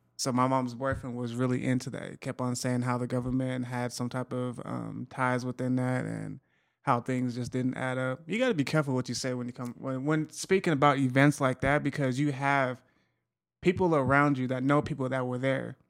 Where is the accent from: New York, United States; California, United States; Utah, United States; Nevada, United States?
Utah, United States; in Utah, so I try to keep up on my home state